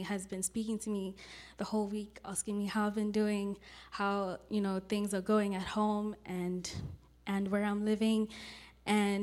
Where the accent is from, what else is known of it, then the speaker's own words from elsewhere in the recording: South Africa; moved away as an adult; now in California, United States; I'm from South Africa, and I grew up in the Church of Christ